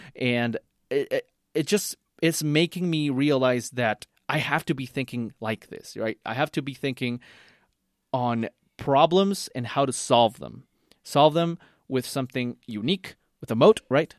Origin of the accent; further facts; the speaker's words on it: Costa Rica; I'm from Costa Rica